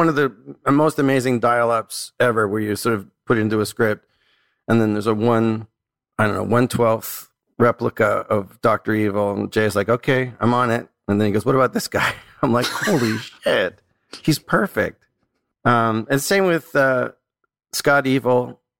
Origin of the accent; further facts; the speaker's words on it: Canada; And then I start to get generous because I'm like Canadian.